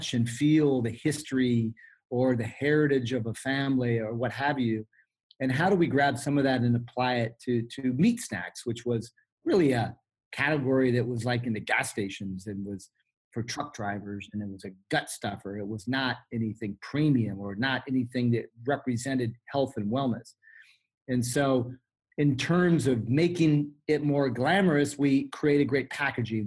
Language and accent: English; Sonoma Valley, California, United States; I was raised here in the Sonoma Valley as a part of the Sebastiani wine growing family.